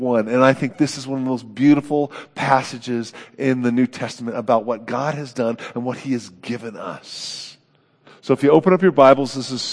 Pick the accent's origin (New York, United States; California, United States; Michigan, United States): California, United States; Oakland; moved away; my hometown of Oakland.